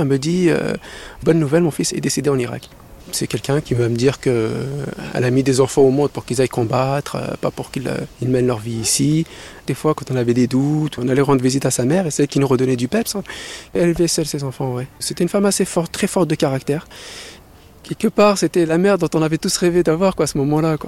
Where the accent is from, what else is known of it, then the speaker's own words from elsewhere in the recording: Paris, Île-de-France, France; moved away as an adult; Je suis de Paris 19e